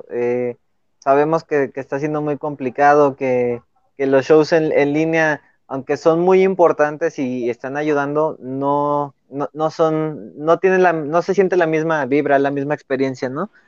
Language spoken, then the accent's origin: Spanish; León, Guanajuato, Mexico; nosotros somos de León, Guanajuato